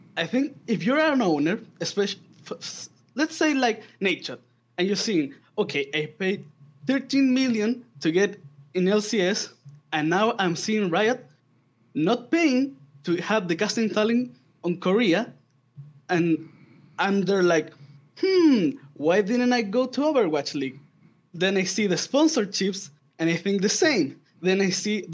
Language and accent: English; Chile; I'm from Chile